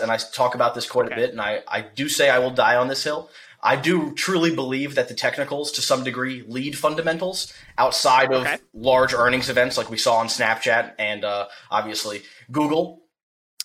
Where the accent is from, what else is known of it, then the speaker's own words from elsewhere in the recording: near Cherry Hill, outside Philadelphia, New Jersey, United States; I'm from right outside of Philly